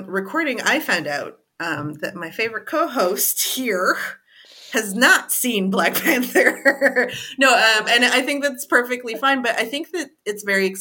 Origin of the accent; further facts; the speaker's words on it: Canada; being of African descent, born and raised in Canada